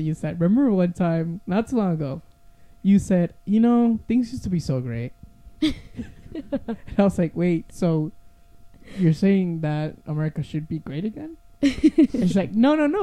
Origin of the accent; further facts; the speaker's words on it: Puerto Rico; now in Florida, United States; I grew up in Puerto Rico